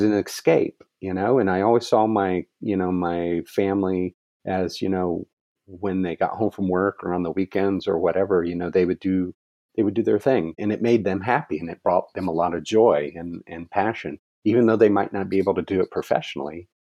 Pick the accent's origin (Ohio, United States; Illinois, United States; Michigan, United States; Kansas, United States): Ohio, United States; moved away as an adult; also born or lived in Virginia / California; now in Arizona, United States; I am born and raised in Ohio.